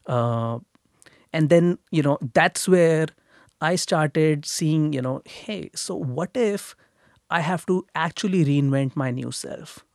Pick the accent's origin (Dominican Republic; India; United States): India; moved away as an adult; now in Toronto, Canada; I grew up in India. I grew up in a middle class family in India.